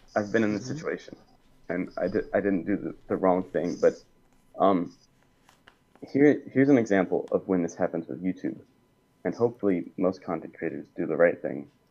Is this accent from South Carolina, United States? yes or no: yes; Columbia, South Carolina, United States; I'm from Columbia, South Carolina